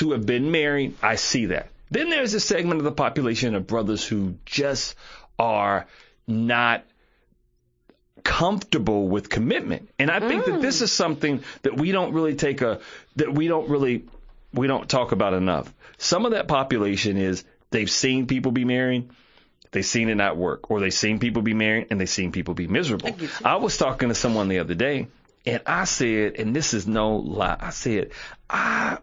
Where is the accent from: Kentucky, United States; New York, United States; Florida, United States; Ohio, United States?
Kentucky, United States; Harlan County; I'm from Harlan County